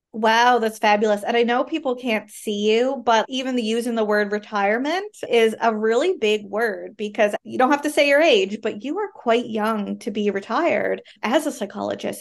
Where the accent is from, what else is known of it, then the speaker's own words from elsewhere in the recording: Canada; I am a Canadian social worker